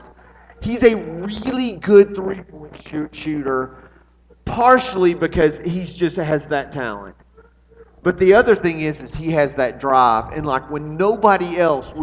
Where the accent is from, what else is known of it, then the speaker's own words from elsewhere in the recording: Arlington, United States; moved away; We are in Arlington, my hometown